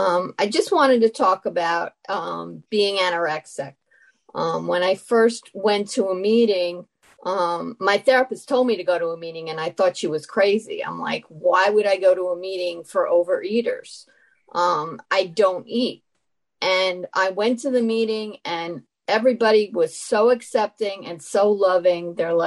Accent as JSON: {"language": "English", "region": "New York", "country": "United States", "said": "anorexic. I'm from New York"}